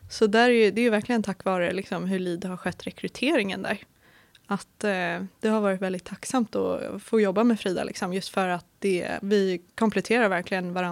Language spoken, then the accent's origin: Swedish; Stockholm, Stockholm County, Sweden; moved away as an adult; now in Linköping, Sweden; Jag kommer från Stockholm och flyttade 2018 till Linköping för att plugga till civilingenjör i energi, miljö och management.